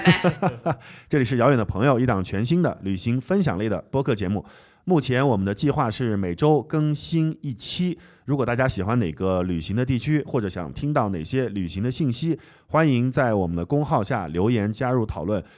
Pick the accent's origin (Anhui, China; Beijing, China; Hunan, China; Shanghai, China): Anhui, China; 我， 我安徽人嘛，所以他们那边的方言跟安徽其实有点像